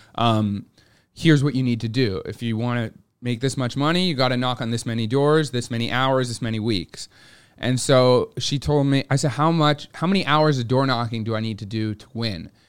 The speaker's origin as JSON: {"language": "English", "town": "Montreal", "region": "Quebec", "country": "Canada", "tie": "born or raised there", "moved": "as an adult", "lives_now": "Toronto, Canada", "said": "I grew up in Montreal"}